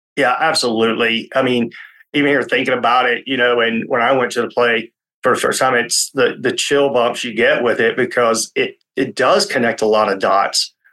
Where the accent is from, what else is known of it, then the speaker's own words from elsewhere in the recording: Tennessee, United States; I grew up in Tennessee